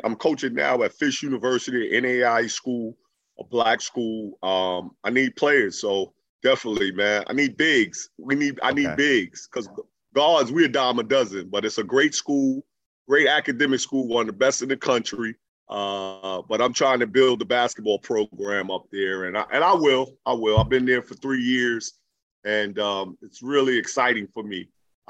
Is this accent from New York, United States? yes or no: yes; New York, United States; I grew up in Left Rack City, right around the corner from Brooklyn Nets, Barclay Arena.